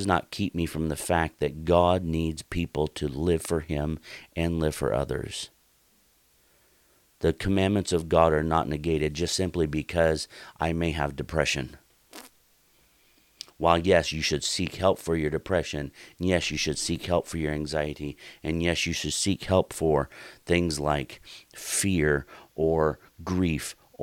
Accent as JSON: {"language": "English", "region": "Oregon", "country": "United States", "tie": "born or raised there", "moved": "yes", "said": "the town that I grew up in Oregon"}